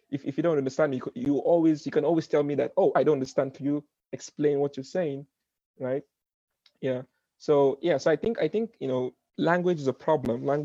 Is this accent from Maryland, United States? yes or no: no; Brooklyn, New York, United States; I was like, oh, I'm from I'm from I'm from Brooklyn.